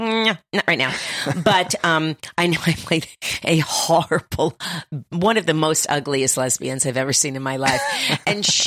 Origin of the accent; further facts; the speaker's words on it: Miami, Florida, United States; I'm from Miami, Florida